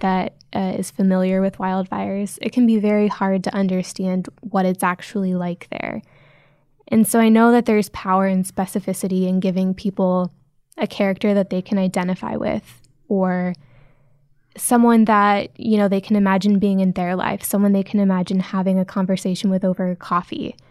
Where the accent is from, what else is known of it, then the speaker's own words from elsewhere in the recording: Nebraska, United States; now in San Francisco, United States; I grew up in Nebraska